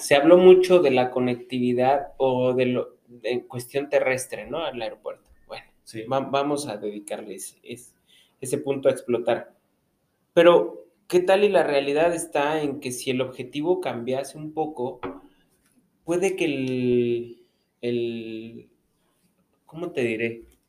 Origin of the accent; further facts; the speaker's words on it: Mexico; algo que nos distingue como mexicanos